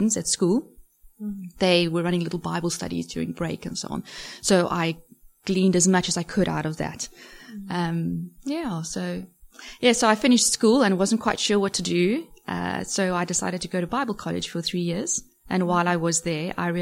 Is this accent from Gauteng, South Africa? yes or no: no; Cape Town, Western Cape, South Africa; moved away; I was born and raised in Cape Town